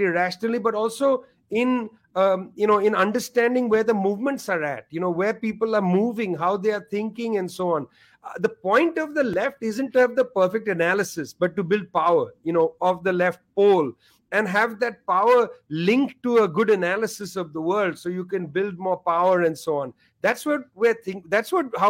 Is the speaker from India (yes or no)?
yes; India; I'm from India